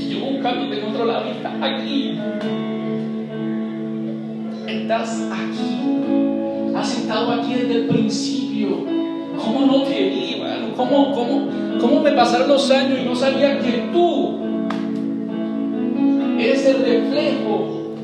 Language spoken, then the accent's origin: Spanish; Puerto Rico; regresamos porque nos dio la gana, como puertorriqueño.